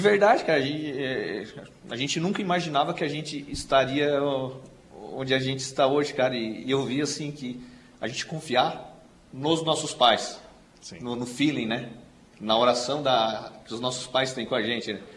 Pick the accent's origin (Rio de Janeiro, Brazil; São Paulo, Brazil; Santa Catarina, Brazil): Santa Catarina, Brazil; Forquilinha; now in Meleiro, Brazil; nunca tinha saído da Forquilinha